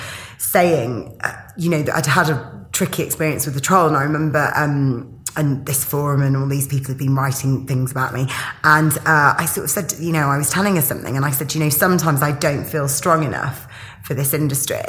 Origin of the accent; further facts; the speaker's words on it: Yorkshire and the Humber, United Kingdom; my family are Greek. I'm from Yorkshire